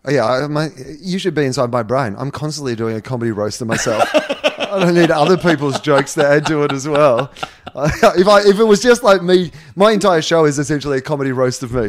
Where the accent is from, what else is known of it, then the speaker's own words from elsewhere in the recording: Australia; moved away; my hometown where I'd grown up